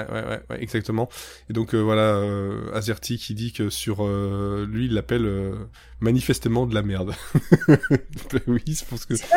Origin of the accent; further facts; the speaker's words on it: Belgium; chez nous, en Belgique